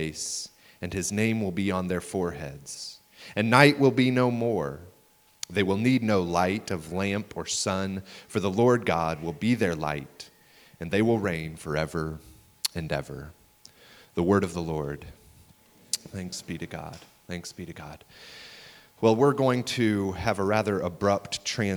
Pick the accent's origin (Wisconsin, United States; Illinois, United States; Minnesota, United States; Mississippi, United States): Illinois, United States; Troy; I grew up in the Illinois suburbs of St. Louis, and when I was in high school, we lived in a small town, a bedroom community of St. Louis that was called Troy, Illinois.